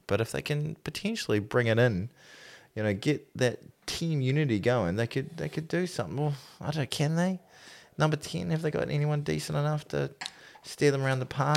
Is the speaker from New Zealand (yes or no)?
yes; New Zealand; I'm still a New Zealander